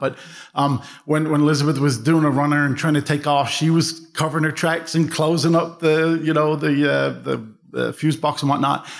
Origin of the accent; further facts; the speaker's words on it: Dublin, Leinster, Ireland; I'm from Dublin